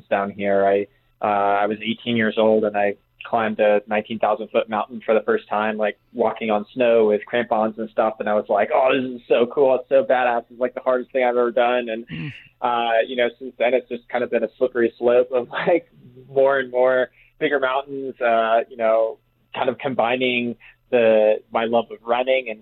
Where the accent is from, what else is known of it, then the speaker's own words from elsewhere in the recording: Massachusetts, United States; I actually grew up in Massachusetts, so East Coast and down at sea level